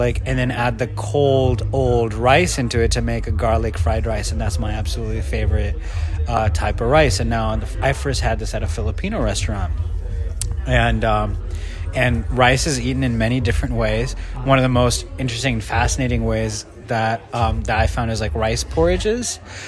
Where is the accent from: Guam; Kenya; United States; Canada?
Kenya; born there; I was born in Kenya, but if you're hearing my voice, you can't see that I'm actually brown, like Pakistani. But I'm 5 generations ago, my family found itself in Kenya.